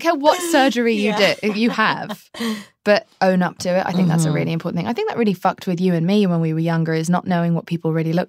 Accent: England, United Kingdom; Television shaped me as a childhood. That was my main thing.

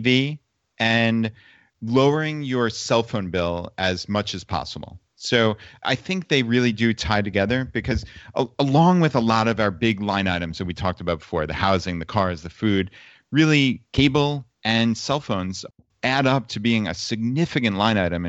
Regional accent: New York, United States; moved away; we're from New York, actually. So my parents and my in-laws all came down and left from the New York City airport

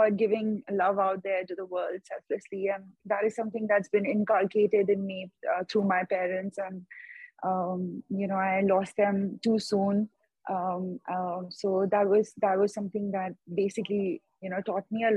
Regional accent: India; I come all the way from India every year

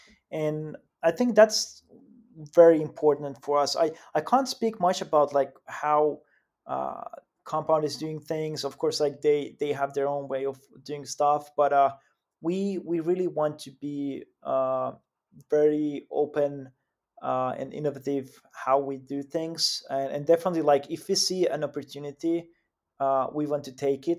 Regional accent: Finland; English is a second language; Yeah, I mean, like, of course, like I'm from Finland myself, but actually, when we look at the team, it's quite quite global

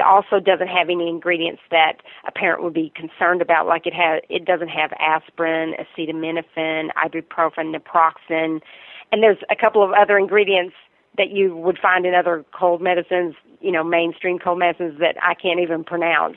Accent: Virginia, United States; accent: Southern; I'm originally from Virginia

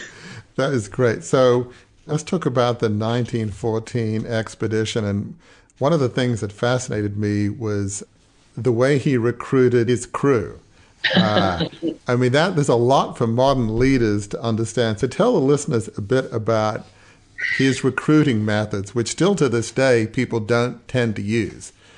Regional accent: Australia; I'm Australian

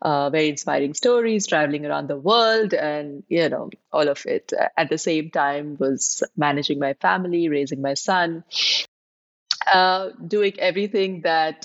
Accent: India; now in Dubai, United Arab Emirates; I am based in Dubai, but I'm originally from India. I've been living in Dubai for the last 25 years.

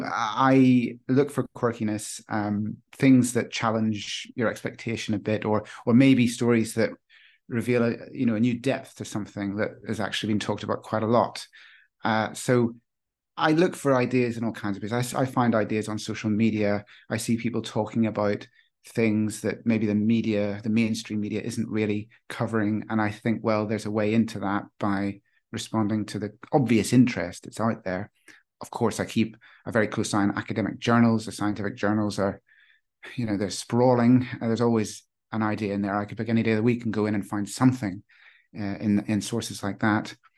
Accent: Northern Ireland, United Kingdom; I grew up in Northern Ireland

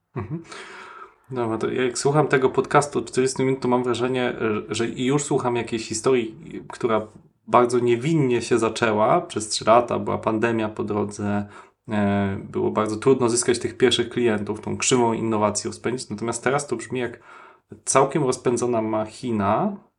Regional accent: Wrocław, Lower Silesian Voivodeship, Poland; ja się urodziłem e, na Krzykach

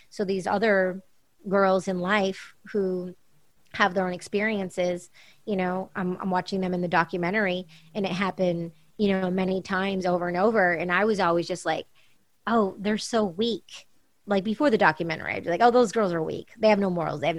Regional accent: California, United States; growing up in California and being around all these different people and events and parties um, in LA and New York and Paris and London and around the world

